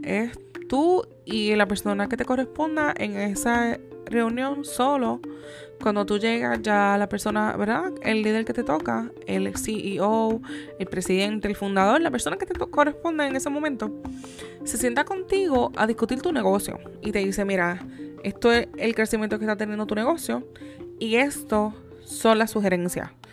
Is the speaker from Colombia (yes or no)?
no; Yauco, Puerto Rico; Yo soy de la ciudad o del pueblo como se le conoce de Yauco